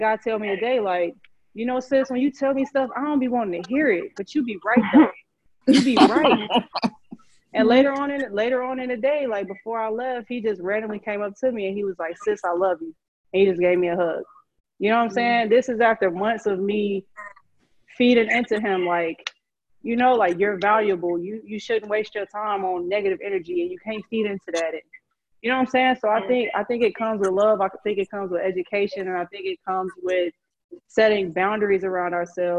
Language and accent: English; Chicago, Illinois, United States; I grew up in Chicago